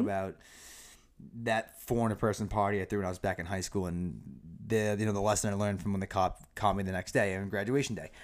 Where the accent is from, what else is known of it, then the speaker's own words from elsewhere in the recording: Norton, Massachusetts, United States; also born or lived in Foxborough, Massachusetts; born and raised, um, in Massachusetts, grew up in a small town of Norton, and then I moved to the great town of Foxborough